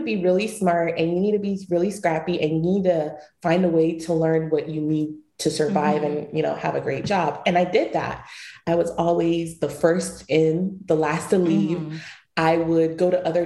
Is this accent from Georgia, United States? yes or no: yes; Atlanta, Georgia, United States; also born or lived in Kibi, Ghana; growing up in Atlanta